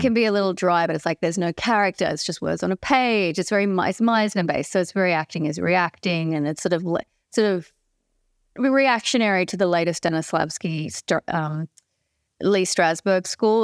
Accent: Sydney, New South Wales, Australia; I grew up in Balmain in a, in a city suburb in Sydney

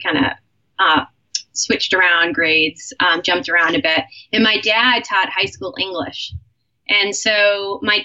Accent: Cape Cod, Massachusetts, United States; I was born in Massachusetts, Cape Cod area

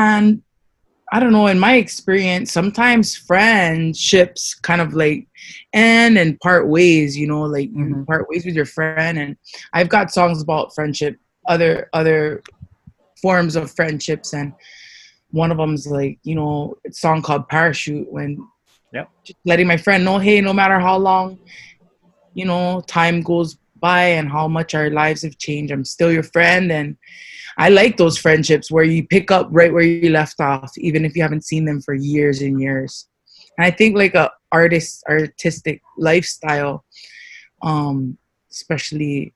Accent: Hawaii, United States; also born or lived in Louisiana / Waimanalo; I was raised mostly in Hawaii with one of my sisters

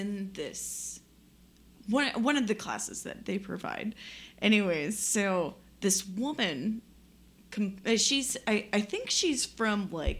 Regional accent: Kings Grant, United States; I grew up in Kings Grant.

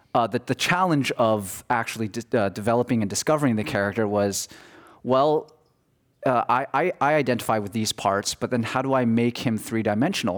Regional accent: New Jersey, United States; I'm from New Jersey

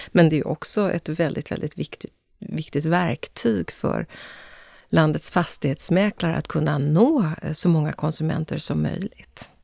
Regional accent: Östergötland, Sweden; Vi är ju östgötar i min familj

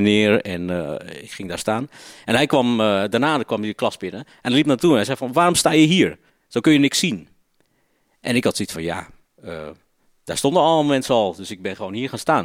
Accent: Ridderkerk, South Holland, Netherlands; Ik ben opgegroeid in Ridderkerk. Dat ligt zeg maar eh, tegen Rotterdam aan

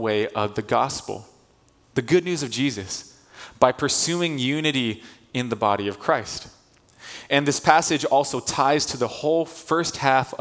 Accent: Torrance, California, United States; we're from SoCal, from the South Bay, we've lived in the Torrance area for our whole lives

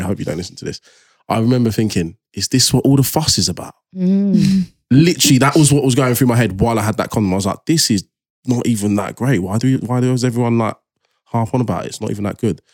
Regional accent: Nigeria; I'm like Nigerian.

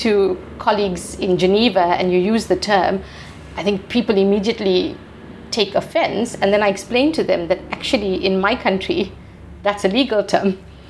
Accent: South Africa; So when I grew up, I'm a Gen X. So, you know, growing up in the 80s and 90s, apartheid was still, very prominent.

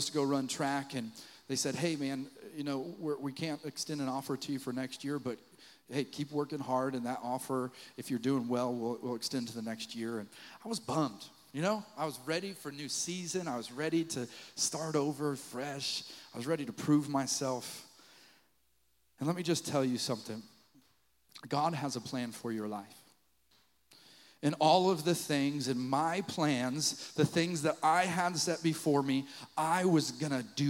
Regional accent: Fort Collins, Colorado, United States; moved away; I wanted to go to Colorado State University in my hometown of Fort Collins, Colorado

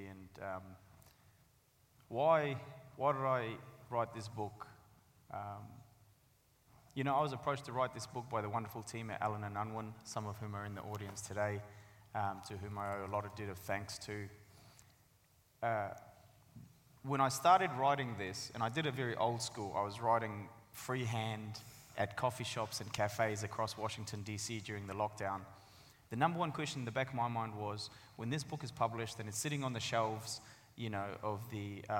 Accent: Sangjoy, Afghanistan; now in New Zealand; First part is about our life and growing up in Afghanistan. The second part is obviously the journey that we went on. And the third part is about our life living and growing up in New Zealand.

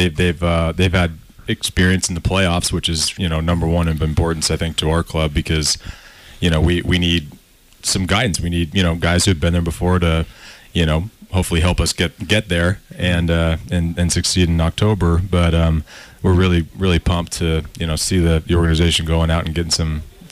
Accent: Connecticut, United States; also born or lived in California; now in Nashville, United States; I was born there. I grew up in Connecticut, and actually, I call Nashville, Tennessee, home now

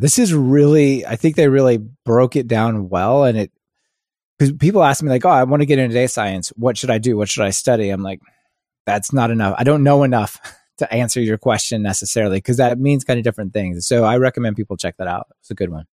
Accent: Kansas City, United States; I grew up in Kansas City

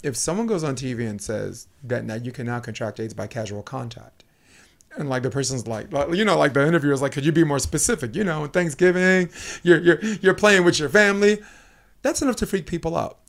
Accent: New York City, New York, United States; also born or lived in Harlem; I grew up in Brooklyn, New York

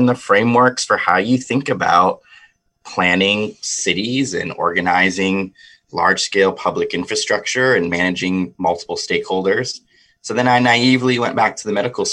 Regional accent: Cleveland, Ohio, United States; I grew up in Cleveland, Ohio.

